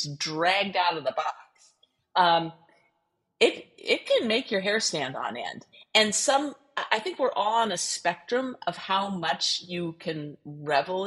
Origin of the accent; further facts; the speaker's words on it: California, United States; I am a Californian